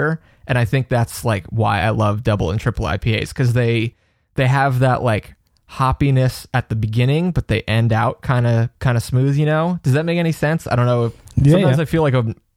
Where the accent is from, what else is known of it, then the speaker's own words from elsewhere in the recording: North Carolina, United States; I'm from North Carolina.